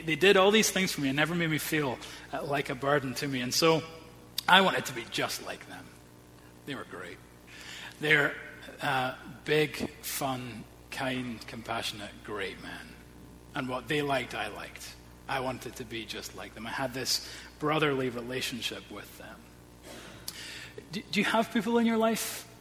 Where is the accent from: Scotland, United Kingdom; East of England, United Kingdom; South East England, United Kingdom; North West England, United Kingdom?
Scotland, United Kingdom; Edinburgh; I grew up in Edinburgh, we had a very close-knit family